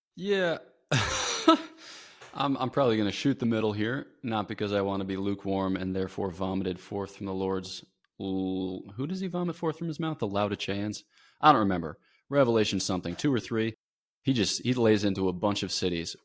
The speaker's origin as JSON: {"language": "English", "country": "United States", "moved": "yes", "said": "I'm American."}